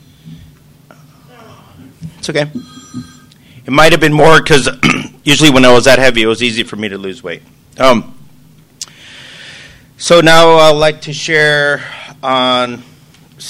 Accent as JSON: {"language": "English", "town": "San Diego", "region": "California", "country": "United States", "said": "I'm from San Diego, California"}